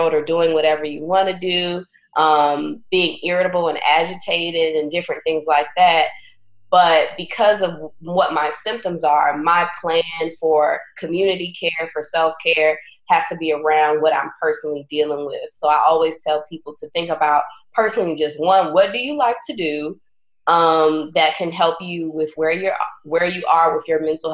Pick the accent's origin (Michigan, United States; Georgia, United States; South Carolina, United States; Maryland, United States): Maryland, United States; Southern; now in Chicago, United States; I'm originally from Southern Maryland. I'm originally a country girl.